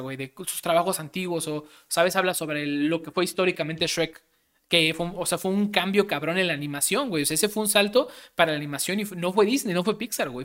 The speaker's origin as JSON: {"language": "Spanish", "country": "Mexico", "said": "Como mexicano"}